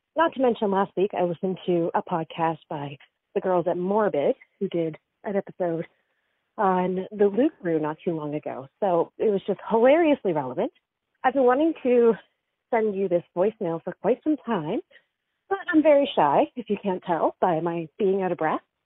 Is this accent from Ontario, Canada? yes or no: no; Dartmouth, Nova Scotia, Canada; I grew up in Dartmouth